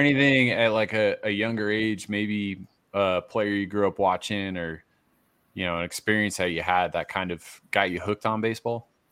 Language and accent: English; Massachusetts, United States; I'm from Massachusetts. I grew up a Red Sox fan